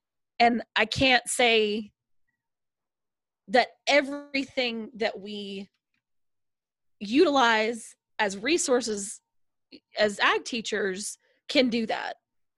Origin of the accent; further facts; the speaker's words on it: the South, United States; I'm from the South. I'm very, like, you know, friendly